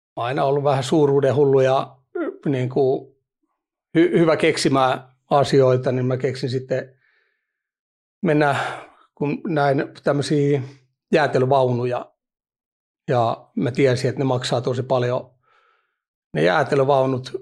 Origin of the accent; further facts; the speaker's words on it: Vantaa, Uusimaa, Finland; oon Vantaan Hakunilasta kotosi